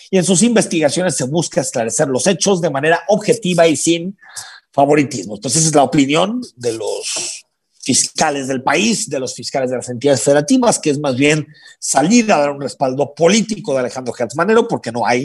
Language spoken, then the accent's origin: Spanish; Mexico; Si esa es la situación por la que tiene que aguantar, somos todos los mexicanos, qué desgracias.